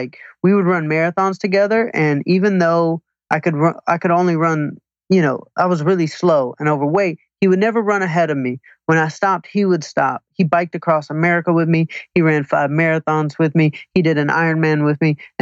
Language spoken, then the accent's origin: English; Atlanta, Georgia, United States; now in Manhattan Beach, United States; Atlanta, Georgia.